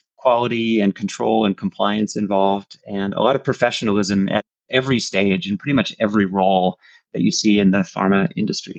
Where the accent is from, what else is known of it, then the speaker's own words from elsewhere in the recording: New Jersey, United States; moved away as an adult; now in Europe; As I was growing up in New Jersey, my parents started their own business